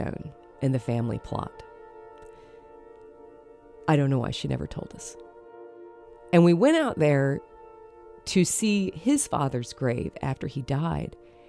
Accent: the South, Southern United States, United States; like good Southern women

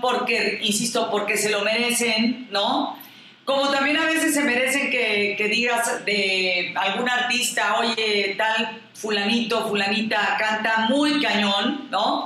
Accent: Mexico; nuestro México y que me siento orgullosamente mexicana

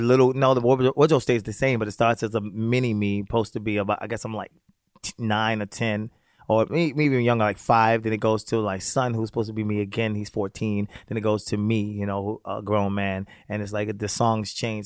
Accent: Baltimore, Maryland, United States; also born or lived in Virginia; I grew up in Baltimore, the projects of Baltimore City.

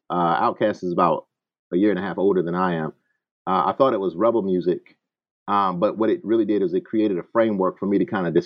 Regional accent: Selma, Alabama, United States; moved away as an adult; also born or lived in Jackson, Mississippi / Birmingham, Alabama / Tuscaloosa, Alabama / Champaign-Urbana, Illinois; now in Atlanta, United States; when I was a kid, I was I grew up in Selma, Alabama. Uh, of course, you know, in the shadows of what we understand as the civil rights movement and Bloody Sunday. Uh, later on, I went to college in Birmingham, Alabama.

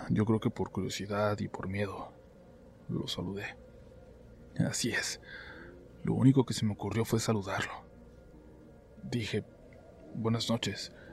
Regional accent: Taxco de Alarcón, Guerrero, Mexico; Soy de Tasco de Alarcón en Guerrero, más precisamente de un barrio en las afueras que se llama Casaguates.

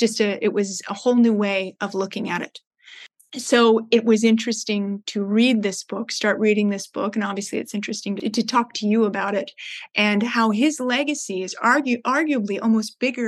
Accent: Palos Verdes Estates, California, United States; You know, I grew up here in Los Angeles on the beaches. I grew up in a surf town, Palos Verdes Estates.

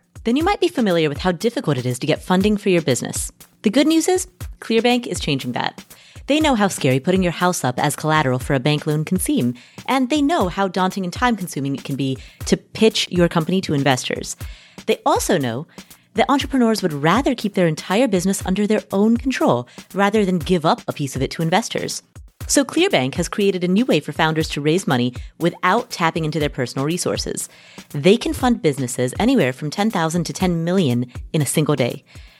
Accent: Kathmandu, Bagmati, Nepal; As many of you know, I am from Nepal. I was born in Kathmandu, Nepal. Both of my parents are Nepalese

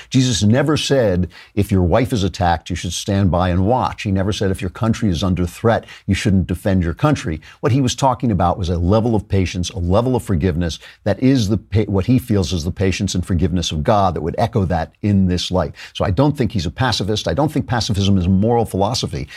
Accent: New York, United States; I'm from New York

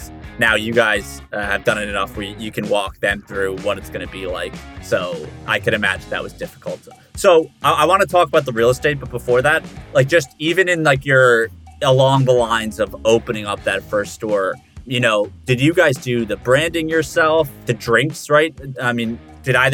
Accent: New Jersey, United States; I grew up in New Jersey

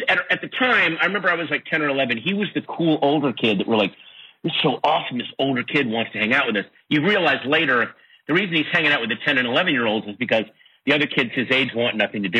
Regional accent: Sterling, Virginia, United States; I grew up in Sterling, Virginia

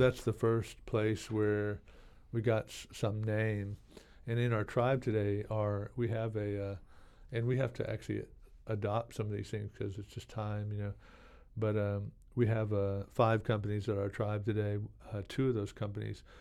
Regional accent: Oklahoma, United States; moved away; also born or lived in Port Aransas, Texas; I grew up in Oklahoma and I'm from Texas, you know. Actually, we moved to Texas in, in nineteen seventy-six.

